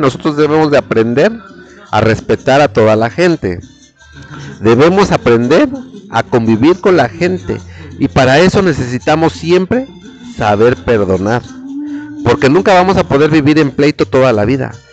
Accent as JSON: {"language": "Spanish", "country": "Mexico", "said": "nosotros los mexicanos"}